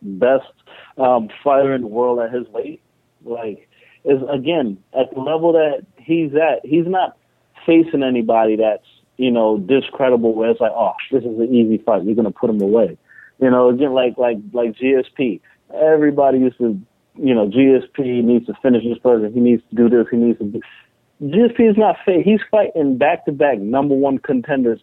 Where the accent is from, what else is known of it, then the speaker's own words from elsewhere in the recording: Trinidad & Tobago; also born or lived in New York; I'm Trinidadian